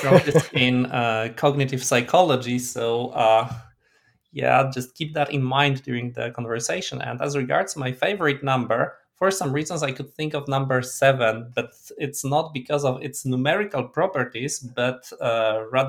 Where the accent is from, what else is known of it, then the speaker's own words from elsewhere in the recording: Krakow, Lesser Poland, Poland; moved away; I was born in Krakow itself, and then was commuting to high school there